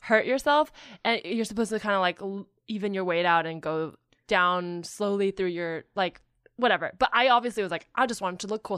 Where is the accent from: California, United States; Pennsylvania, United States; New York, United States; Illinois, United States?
California, United States; Silicon Valley / the Bay Area; I grew up up there.